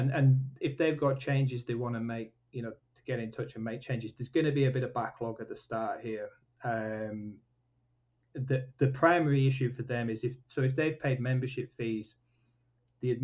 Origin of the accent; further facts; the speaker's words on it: Leyburn, Yorkshire and the Humber, United Kingdom; also born or lived in Newcastle; I'm from Wensleydale